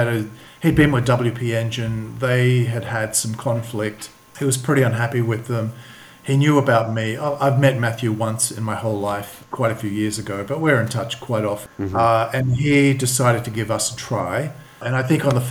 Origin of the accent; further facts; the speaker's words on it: Australia; moved away as an adult; also born or lived in London / Sydney; now in Sofia, Bulgaria; I'm from Australia.